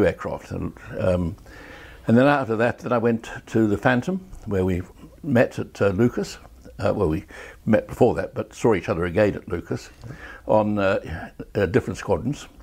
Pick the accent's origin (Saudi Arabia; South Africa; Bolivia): South Africa; moved away as an adult; I grew up in South Africa and actually joined the RAF from South Africa